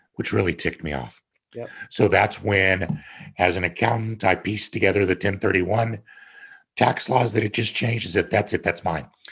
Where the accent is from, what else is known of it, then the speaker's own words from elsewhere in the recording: Kansas, United States; moved away as an adult; also born or lived in Denver, Colorado / Connecticut; growing up in Kansas on my own ranch